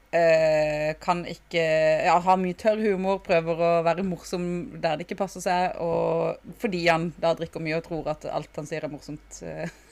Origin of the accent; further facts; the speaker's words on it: Sørlandet, Southern Norway, Norway; Vi er jo fra Sørlandet